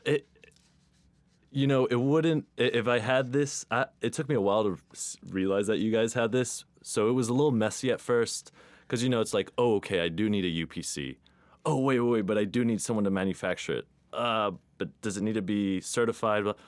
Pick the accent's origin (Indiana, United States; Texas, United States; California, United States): Texas, United States; I'm Texan